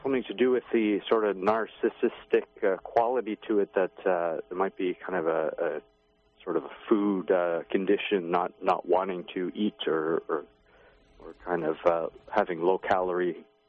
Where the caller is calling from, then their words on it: Toronto, Ontario, Canada; I'm from Toronto, Canada.